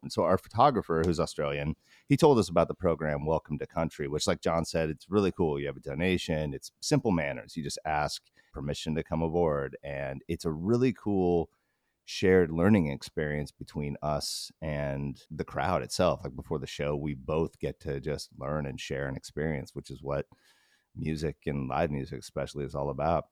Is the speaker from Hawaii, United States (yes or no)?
no; Alaska, United States; we grew up in Alaska